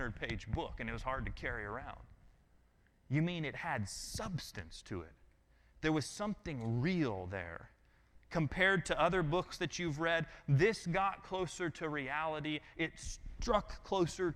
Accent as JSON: {"language": "English", "region": "Colorado", "country": "United States", "moved": "yes", "lives_now": "Georgia, United States", "said": "I'm from Colorado."}